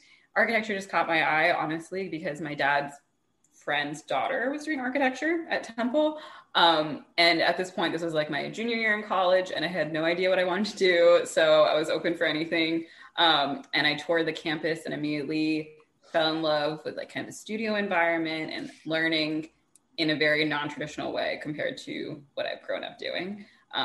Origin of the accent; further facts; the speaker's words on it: East Coast, United States; also born or lived in Atlanta; now in Philadelphia, United States; I'm originally from the East Coast